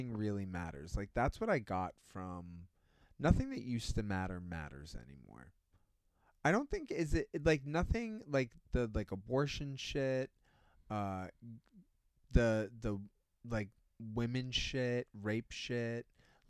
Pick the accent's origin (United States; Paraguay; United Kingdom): United States; Boston, Massachusetts; I'm from Boston.